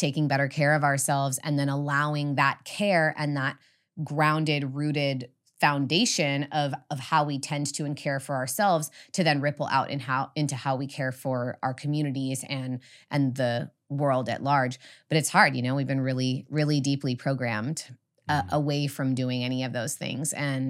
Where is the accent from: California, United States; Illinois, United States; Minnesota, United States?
California, United States; And even for me, you know, I grew up in the Redwoods.